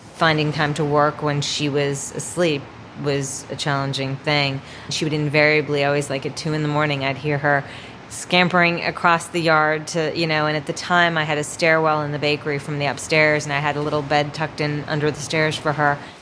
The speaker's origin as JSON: {"language": "English", "town": "Miami", "region": "Florida", "country": "United States", "tie": "born or raised there", "also_born_or_lived": "North Carolina", "moved": "yes", "said": "I grew up in Miami, Florida, in the seventies and eighties"}